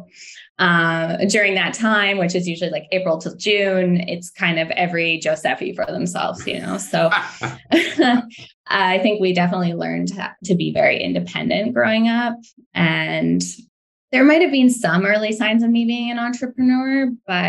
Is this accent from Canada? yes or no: yes; Quesnel, British Columbia, Canada; I grew up in Quesnel. I'm not sure if you're familiar with it, but it's a small town about 7 hours north of Vancouver